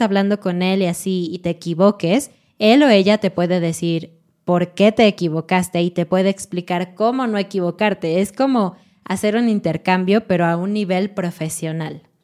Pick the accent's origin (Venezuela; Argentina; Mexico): Mexico; sí somos mexicanos